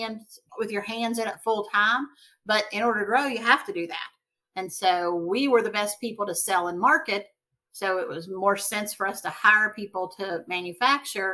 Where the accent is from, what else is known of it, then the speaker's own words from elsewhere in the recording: Webster Springs, West Virginia, United States; we're from Webster Springs